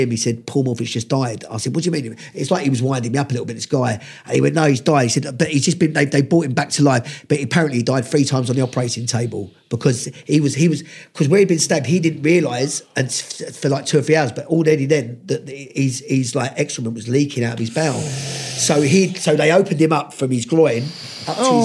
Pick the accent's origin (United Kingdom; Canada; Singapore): United Kingdom; London; growing up around Lewisham and those areas